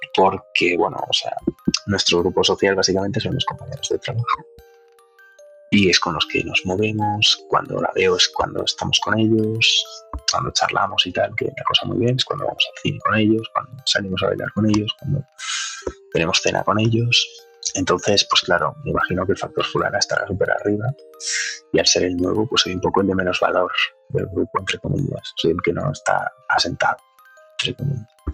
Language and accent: Spanish; Burgos, Castile and León, Spain; moved away; tengo 28 años y soy de Burgos